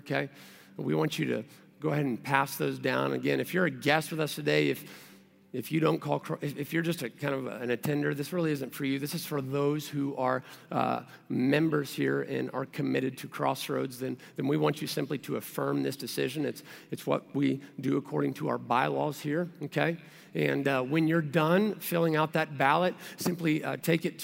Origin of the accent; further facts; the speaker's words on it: Kentucky, United States; moved away; also born or lived in Texas; I moved here from Texas and I'm originally from Kentucky.